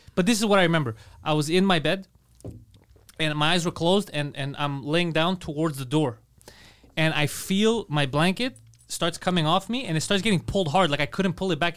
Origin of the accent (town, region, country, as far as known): Montreal, Quebec, Canada; born or raised there